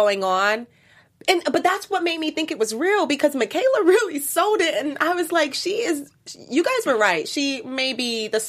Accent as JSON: {"language": "English", "region": "Florida", "country": "United States", "said": "No, I'm Florida."}